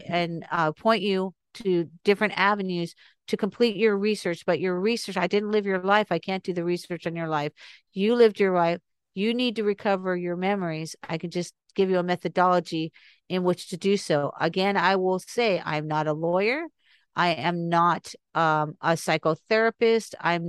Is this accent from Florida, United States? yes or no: yes; North Miami Beach, Florida, United States; And I was raised in Ives Estates mm-hmm. for 17 years. I went to Mady Ives Elementary School. I lived off Ives Dairy Road in North Miami Beach off the 95.